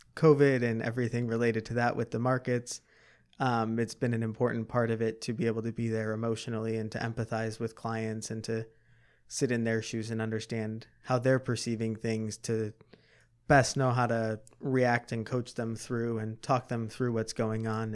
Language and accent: English; Chicago, Illinois, United States; I grew up in the southwest suburbs of Chicago